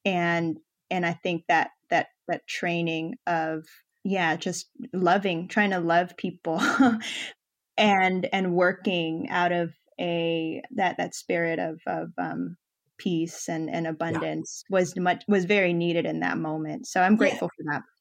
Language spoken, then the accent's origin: English; Philippines; moved away; my home country, the Philippines.